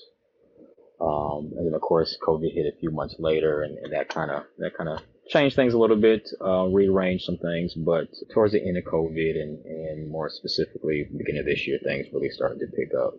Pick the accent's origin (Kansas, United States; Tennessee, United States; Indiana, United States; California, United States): Indiana, United States; Gary; moved away as an adult; also born or lived in Frankfort, Kentucky / Wisconsin; I am originally from Gary, Indiana, born and raised.